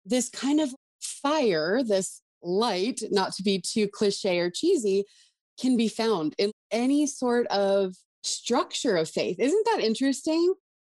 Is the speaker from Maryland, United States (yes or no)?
no; Montana, United States; I am born and raised in Montana, a very, very rural area